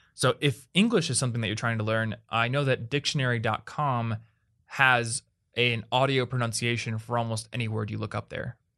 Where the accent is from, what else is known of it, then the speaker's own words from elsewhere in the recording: United States; I'm an American